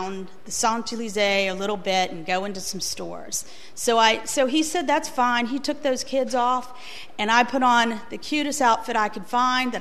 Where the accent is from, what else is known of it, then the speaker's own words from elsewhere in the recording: the South, United States; also born or lived in Virginia; I was born in America